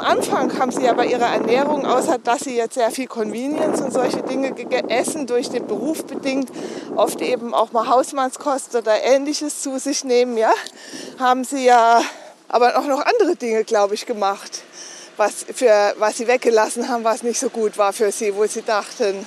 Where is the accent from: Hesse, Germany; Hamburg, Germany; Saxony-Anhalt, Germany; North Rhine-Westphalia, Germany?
North Rhine-Westphalia, Germany; Dinslaken; also born or lived in Landau in der Pfalz; now in Lustadt, Germany; ich bin in Dienstlagen am Niederrhein geboren